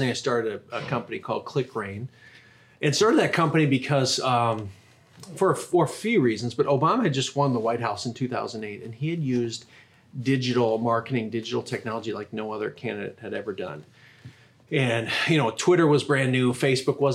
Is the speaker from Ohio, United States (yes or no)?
no; Minnesota, United States; moved away as an adult; also born or lived in Iowa; now in Sioux Falls, United States; Minnesota guy by background